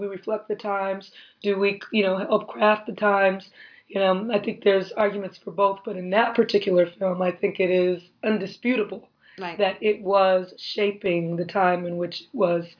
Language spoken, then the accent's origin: English; Compton, California, United States; Even when I was a little girl, growing up in Compton, there was a heavy police presence. I would always see cops on my block.